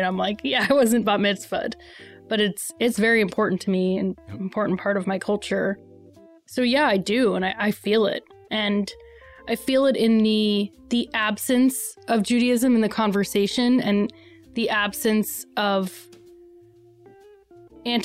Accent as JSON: {"language": "English", "region": "New York", "country": "United States", "tie": "born or raised there", "said": "I grew up in New York"}